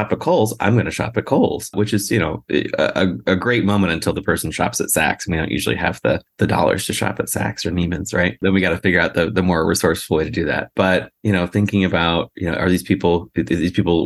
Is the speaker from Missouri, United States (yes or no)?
no; Central Illinois, United States; I grew up in Central Illinois